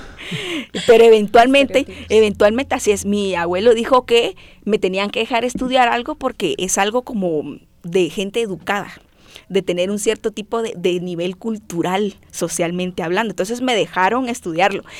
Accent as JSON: {"language": "Spanish", "country": "Guatemala", "accent": "chapinismos", "said": "soy como que una chapina tradicional, ¿no? O sea, nuestras nuestro vocabulario, yo le digo nuestros adjetivos de acto impacto están aquí bien puestos, chapinismos y todo"}